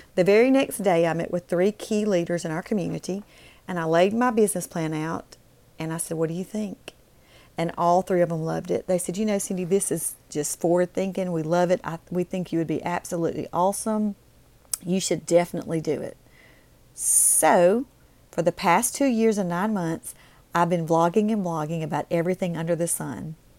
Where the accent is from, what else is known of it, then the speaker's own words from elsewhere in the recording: Mississippi, United States; moved away as an adult; also born or lived in Alabama; I moved back to my home state of Mississippi